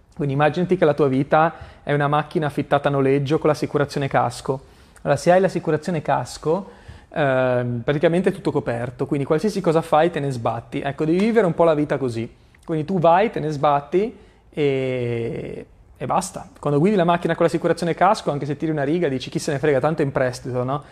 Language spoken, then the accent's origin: Italian; Genoa, Liguria, Italy; La prima volta che sono andato nella casa dove mi ero trasferito a Genova avevo tipo dieci anni